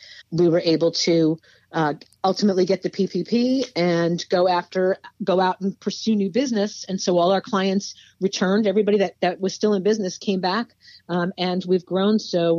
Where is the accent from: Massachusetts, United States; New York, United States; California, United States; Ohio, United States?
New York, United States; Brooklyn; I am not. That I am not. I am from Brooklyn. I was Park Slope before it had a hashtag.